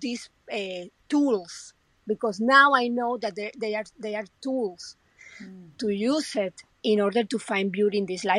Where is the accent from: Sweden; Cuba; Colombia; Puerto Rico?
Colombia; English is a second language; moved away as an adult; now in United States; when I came from Colombia about United States